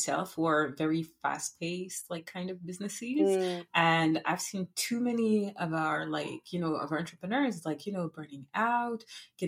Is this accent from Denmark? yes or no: no; Paris, Île-de-France, France; English is a second language; moved away as an adult; now in Montreal, Canada; originally I'm from France. I was born and raised in Paris